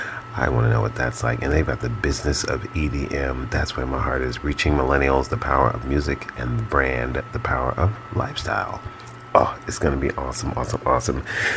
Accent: New York City, New York, United States; I'm from Brooklyn

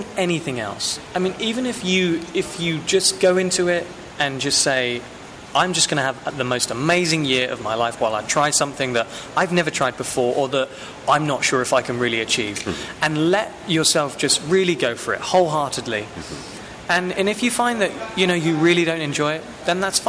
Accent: Southampton, South East England, United Kingdom; moved away as an adult; now in United States; I'm from Southampton, England.

